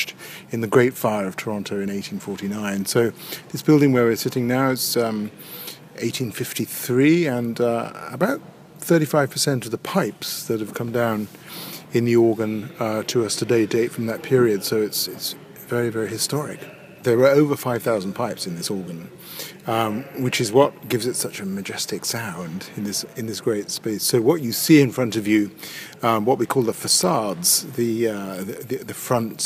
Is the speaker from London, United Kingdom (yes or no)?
no; Birmingham, West Midlands, United Kingdom; moved away as an adult; also born or lived in Cambridge / Paris / Hereford / Truro; I was born in Birmingham, grew up in Birmingham